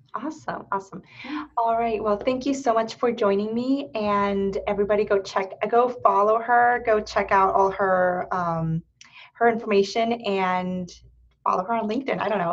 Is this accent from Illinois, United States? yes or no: no; Erie, Pennsylvania, United States; moved away as an adult; now in Columbus, United States; I was raised in Erie, Pennsylvania